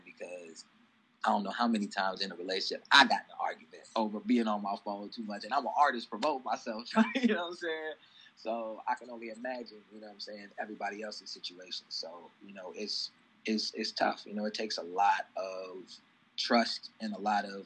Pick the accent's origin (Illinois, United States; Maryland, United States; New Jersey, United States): Illinois, United States; East Moline; I'm from East Moline, Illinois, population 21,000